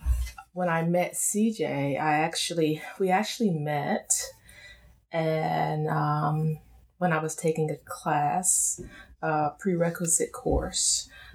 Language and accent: English; South Carolina, United States; born there; also born or lived in Europe; I was born in South Carolina, but my parents were in the military.